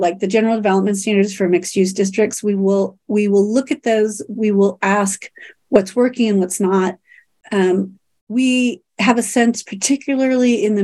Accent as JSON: {"language": "English", "town": "Kansas City", "country": "United States", "tie": "born or raised there", "said": "I grew up in Kansas City and went to school at KU"}